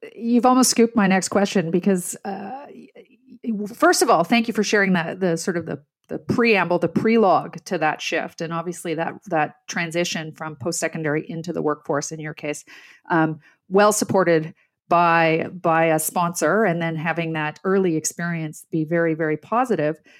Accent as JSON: {"language": "English", "town": "Ottawa", "region": "Ontario", "country": "Canada", "tie": "born or raised there", "said": "I'm Canadian-born. I, I grew up in the middle class. I grew up in Ottawa"}